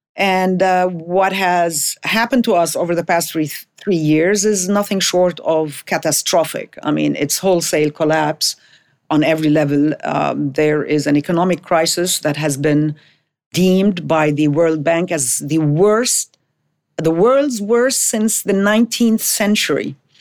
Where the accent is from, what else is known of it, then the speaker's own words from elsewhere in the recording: Jordan; moved away as an adult; also born or lived in Lebanon; now in Beirut, Lebanon; I am Lebanese-born. In nineteen sixty-two, when I was barely five months old, uh, my family had to move to Jordan